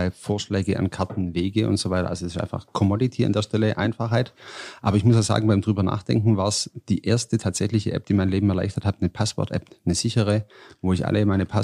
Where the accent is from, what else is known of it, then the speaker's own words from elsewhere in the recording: Swabia, Germany; Ich bin Schwabe.